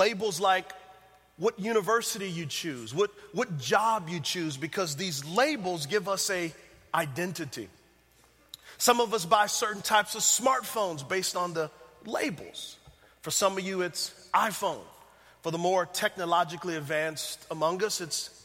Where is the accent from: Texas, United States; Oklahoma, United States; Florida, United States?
Texas, United States; San Antonio; moved away; I'm from San Antonio, Texas, so it feels good to be back home